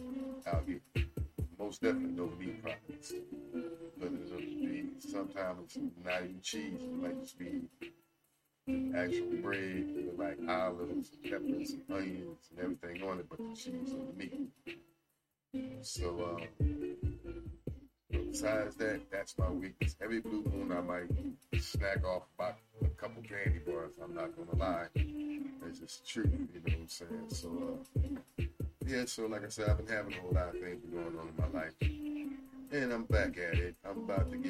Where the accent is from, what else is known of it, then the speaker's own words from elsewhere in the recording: New Jersey, United States; I'm from New Jersey